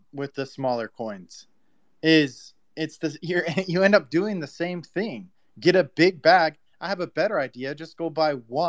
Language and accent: English; Texas, United States; Hey guys, I'm from Texas.